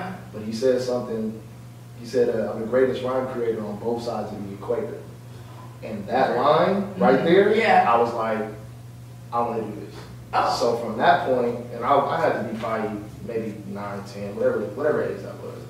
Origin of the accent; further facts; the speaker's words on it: Rancho Cucamonga, California, United States; I am from Rancho Cucamonga.